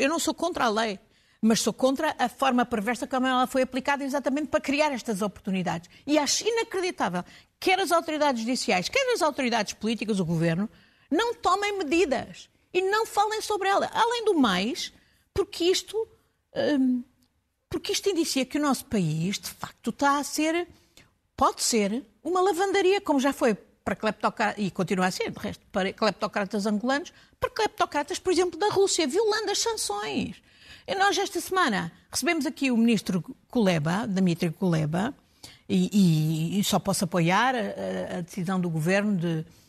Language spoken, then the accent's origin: Portuguese; Portugal; eu como portuguesa